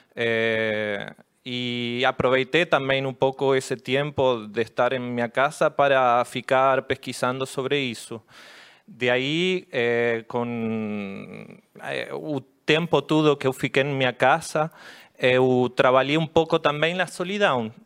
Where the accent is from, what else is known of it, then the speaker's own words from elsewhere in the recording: La Plata, Buenos Aires Province, Argentina; Portuguese is a second language; Eu sou de La Plata, eu moro bem pertinho de Buenos